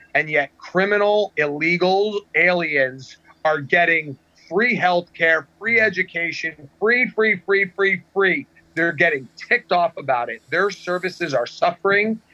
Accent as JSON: {"language": "English", "region": "New Jersey", "country": "United States", "tie": "born or raised there", "said": "I'm born and raised in New Jersey."}